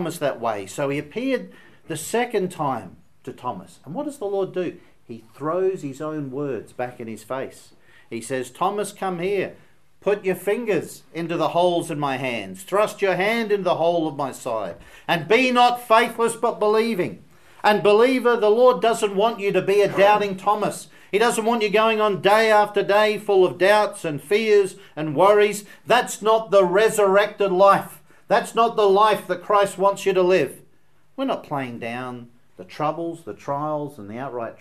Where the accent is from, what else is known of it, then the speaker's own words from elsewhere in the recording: Australia; being an Australian